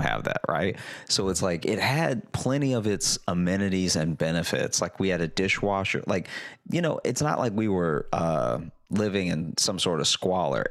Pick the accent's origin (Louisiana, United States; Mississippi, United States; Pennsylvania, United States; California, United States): Louisiana, United States; moved away; also born or lived in Chicago / New York; I grew up in Louisiana